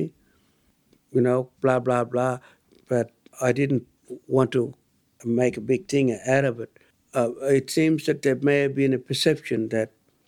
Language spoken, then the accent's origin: English; Tiwi Islands, Northern Territory, Australia; a Tiwi elder.